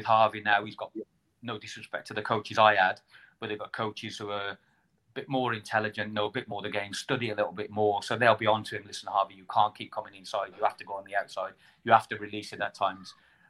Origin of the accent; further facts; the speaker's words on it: England, United Kingdom; now in Wales, United Kingdom; as an English person living in Wales